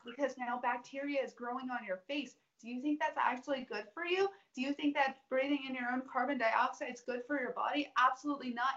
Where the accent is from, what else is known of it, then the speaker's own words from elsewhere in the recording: the South, United States; growing up in the South